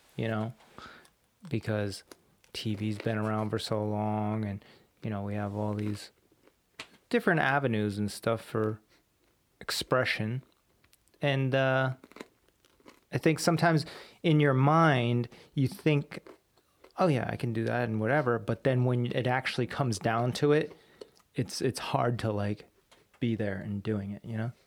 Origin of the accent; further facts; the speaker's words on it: Warwick, Rhode Island, United States; my high school out here was Pilgrim High School